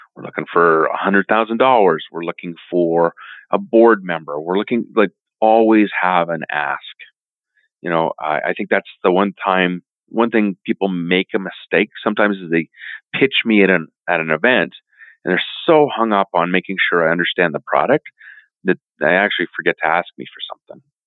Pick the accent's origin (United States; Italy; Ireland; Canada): Canada; as a Canadian